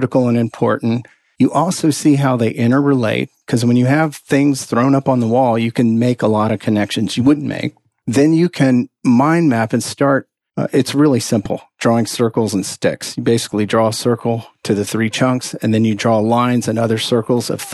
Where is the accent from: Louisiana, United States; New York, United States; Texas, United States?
Texas, United States; I'm from Texas